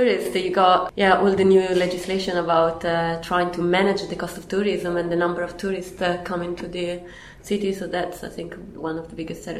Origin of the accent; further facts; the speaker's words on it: Bergamo, Lombardy, Italy; now in London, United Kingdom; I'm a researcher here at the Centre for Cities. I'm from Italy, from Bergamo, so near Milan